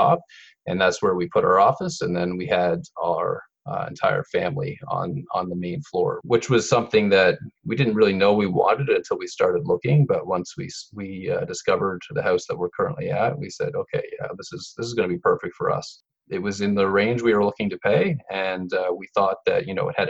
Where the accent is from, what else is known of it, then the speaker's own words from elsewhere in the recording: Saint John, New Brunswick, Canada; moved away as an adult; we moved back to my hometown of St. John for a few years